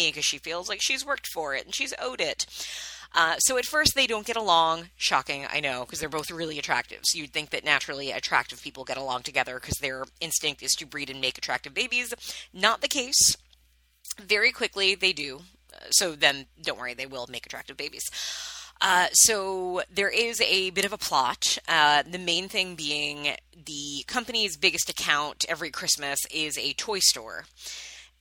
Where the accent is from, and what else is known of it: Long Island, New York, United States; born or raised there